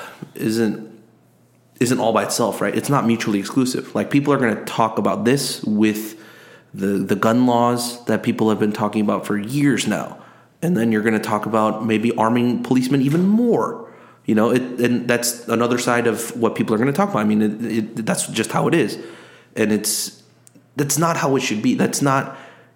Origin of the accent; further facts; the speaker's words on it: South Korea; moved away as an adult; now in United States; I didn't grow up here. I grew up overseas. I grew up in Korea.